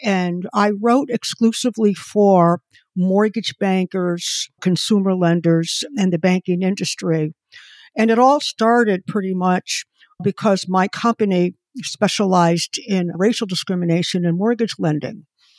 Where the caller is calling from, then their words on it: Connecticut, United States; I'm in Connecticut.